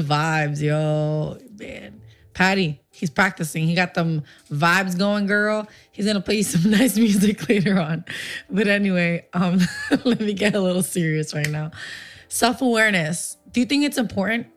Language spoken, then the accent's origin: English; Puerto Rico; moved away; also born or lived in Livingston, New Jersey / Paterson, New Jersey; So when we lived there, I was about three years old is when we moved to Puerto Rico.